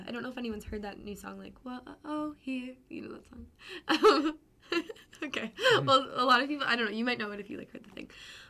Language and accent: English; Pembroke, Ontario, Canada; I'm from Pembroke, Ontario. So it's a really, it's a town of 15,000. And it's north. It's about an hour and a half from Ottawa.